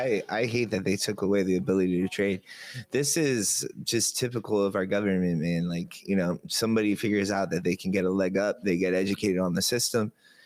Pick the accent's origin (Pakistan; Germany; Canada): Canada; I'm from Canada too, man.